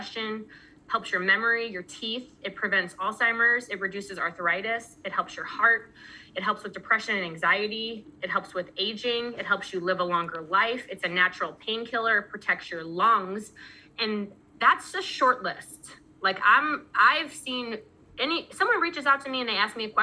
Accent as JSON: {"language": "English", "region": "Missouri", "country": "United States", "said": "I'm from Missouri"}